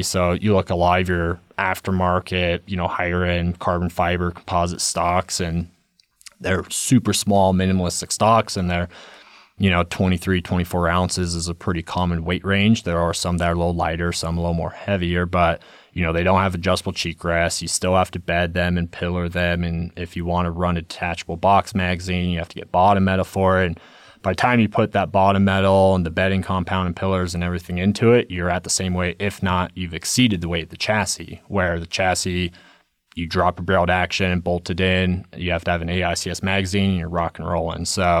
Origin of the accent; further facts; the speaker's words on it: Silverthorne, Colorado, United States; I grew up in Silverthorne, Colorado, so did a second season mule deer hunt up there.